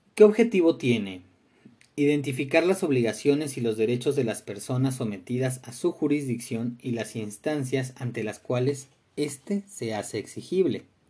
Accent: Mexico; tenemos como mexicanos

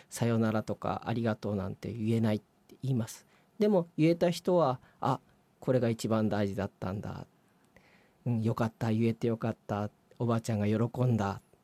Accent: Gunma, Japan; 地元の群馬

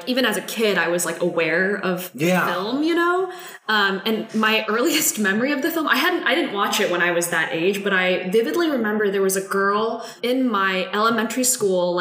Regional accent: Midwest, United States; I grew up in the Midwest, sort of this like white picket fencey suburban neighborhood

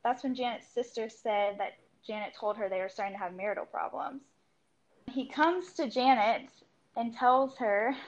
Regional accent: Charlotte, North Carolina, United States; I was born and raised in Charlotte, North Carolina

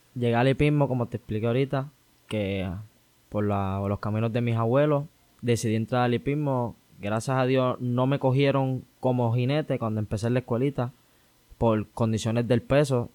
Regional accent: San Juan, Puerto Rico; moved away as an adult; also born or lived in Canóvanas, Puerto Rico; now in United States; Yo soy de Lloren Torres.

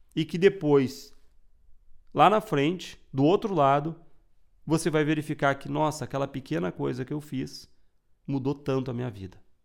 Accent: Rio Grande do Sul, Brazil; Eu sou gaúcho

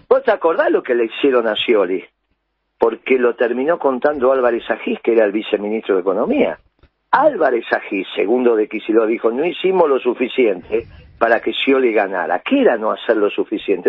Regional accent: Argentina; déjame que le pueda decir a la sociedad argentina queridos compatriotas

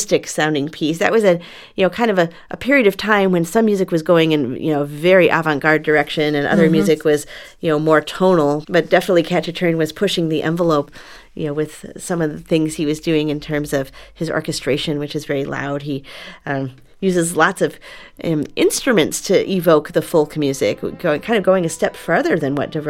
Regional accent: Chicago, Illinois, United States; Chicago blues is like my hometown music

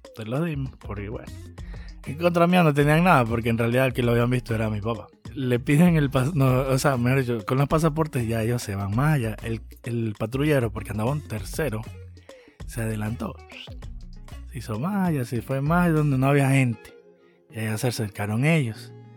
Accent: Ecuador; venimos de Ecuador

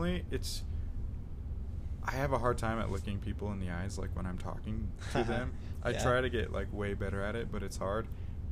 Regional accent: South Jordan, Utah, United States; I grew up in South Jordan.

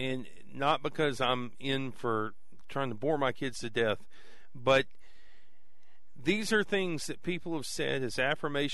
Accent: United States; I was raised in Hill County

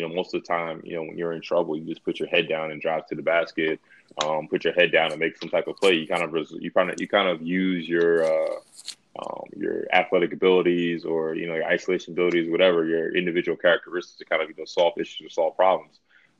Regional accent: East Coast, United States; moved away; also born or lived in Greensboro / Athens, Greece / Moscow, Russia; being from the north or east coast, you know, we experienced harsh winters

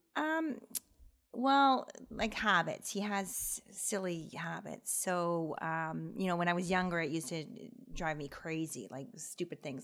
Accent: Aurora, Ontario, Canada; I grew up in Aurora, and I still live there

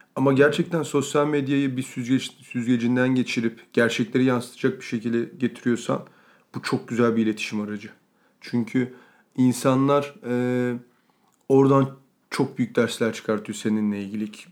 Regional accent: Ankara, Turkey; moved away; Ben Ankara'da büyüdüm

